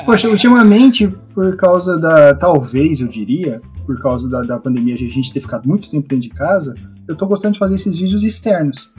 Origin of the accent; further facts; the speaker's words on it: Brazil; now in Japan; Quando eu saí do Brasil, quem viu tudo as coisas para eu vir aqui pro Japão foi meu tio.